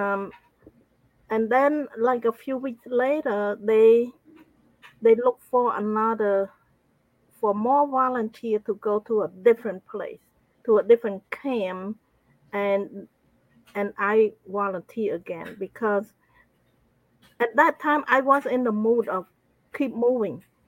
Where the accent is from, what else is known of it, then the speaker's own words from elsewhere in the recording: Cambodia; I grew up in Cambodia